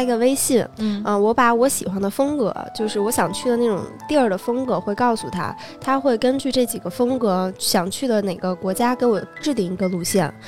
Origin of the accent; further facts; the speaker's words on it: China; 我们中国人就非常的善于给它缩写